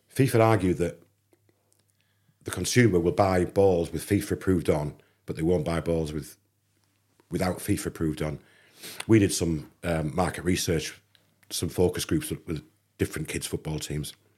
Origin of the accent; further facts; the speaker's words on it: England, United Kingdom; I'm an English kid